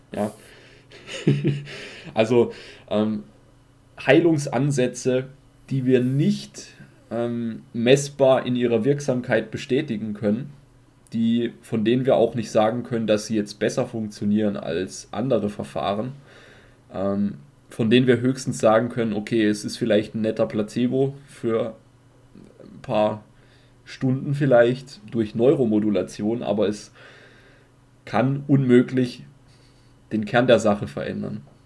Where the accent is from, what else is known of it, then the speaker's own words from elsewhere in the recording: Germany; bei uns in Deutschland